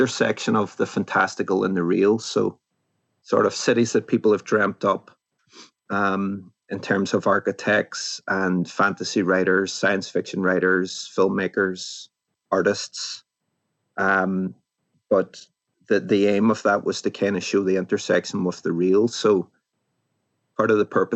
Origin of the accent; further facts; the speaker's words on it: Derry, Northern Ireland, United Kingdom; moved away; the city that I grew up in, which is Derry.